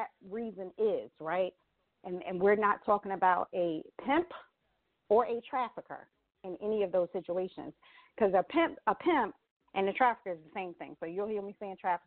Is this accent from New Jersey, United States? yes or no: yes; Atlantic City, New Jersey, United States; I was born and raised in Atlantic City, New Jersey